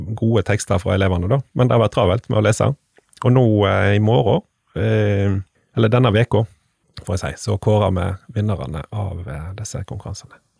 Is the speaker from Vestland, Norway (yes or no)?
yes; Stord, Vestland, Norway; born or raised there